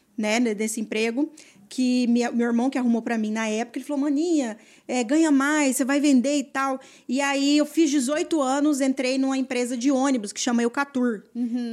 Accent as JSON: {"language": "Portuguese", "region": "interior of Mato Grosso do Sul", "country": "Brazil", "tie": "born or raised there", "also_born_or_lived": "Campo Grande", "said": "eu sou do interior do, do Mato Grosso do Sul, né? É, nascida aqui em Campo Grande, né? E tal. Mas é, eu morei muito tempo no interior, na fazenda"}